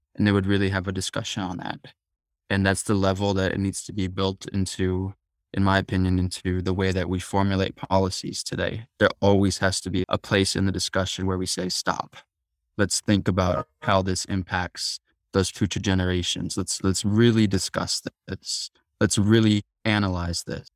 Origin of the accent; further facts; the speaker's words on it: Tucson, Arizona, United States; I was raised in Tucson, Arizona, which is where the Yaqui tribe is